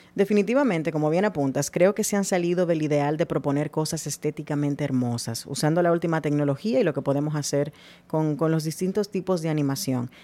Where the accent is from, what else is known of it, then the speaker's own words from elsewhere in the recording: Dominican Republic; soy dominicana